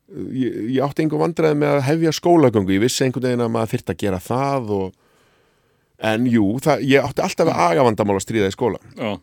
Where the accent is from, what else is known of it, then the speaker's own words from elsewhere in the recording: Hafnarfjörður, Capital Region, Iceland; moved away as an adult; also born or lived in Faroe Islands / Árbær; now in Reykjavík, Iceland; ólst upp í hafna fyrir því